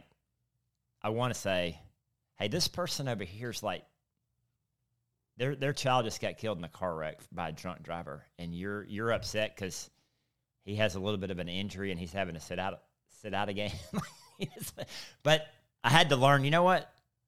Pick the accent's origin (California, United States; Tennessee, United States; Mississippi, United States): Mississippi, United States; I'm from South Mississippi.